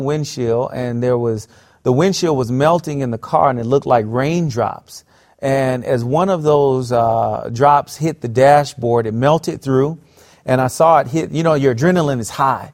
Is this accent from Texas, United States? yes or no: no; South Florida, United States; I grew up in South Florida